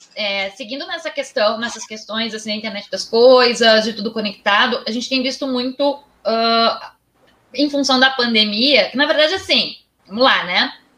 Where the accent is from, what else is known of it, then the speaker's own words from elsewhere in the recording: Rio Grande do Sul, Brazil; sou do Rio Grande do Sul